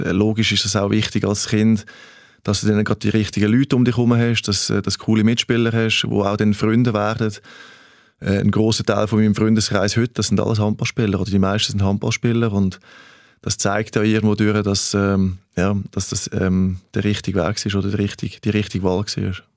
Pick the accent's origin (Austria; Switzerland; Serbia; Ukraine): Switzerland; moved away as an adult; also born or lived in Germany / Denmark; ich bin Schweizer. Ich bin bescheiden aufgewachsen